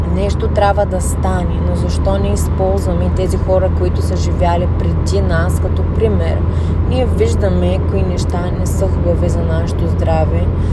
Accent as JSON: {"language": "Bulgarian", "country": "Bulgaria", "said": "Ние, особено като българи"}